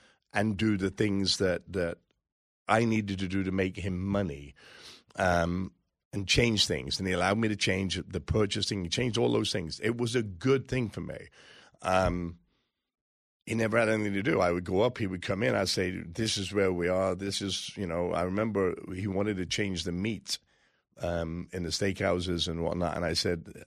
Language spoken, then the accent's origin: English; England, United Kingdom; now in United States; I come from England. I became a citizen 12, 14 years ago.